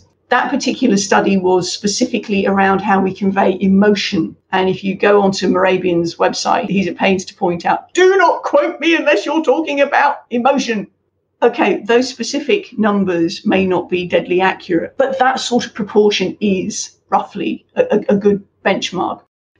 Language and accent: English; United Kingdom; Now, again, I can say that as a Brit because we were introduced to this, when I was back at university in linguistics